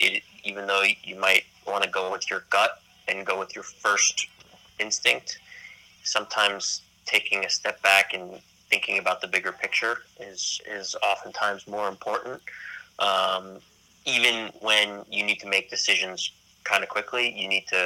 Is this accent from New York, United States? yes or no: yes; New York, United States; being a New Yorker, but being a New Yorker, being an athlete